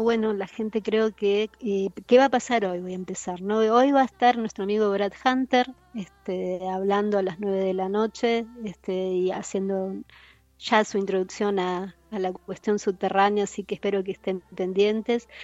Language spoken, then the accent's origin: Spanish; Buenos Aires, Argentina; vivía en el barrio de La Boca, de donde soy oriunda, nací en el barrio de La Boca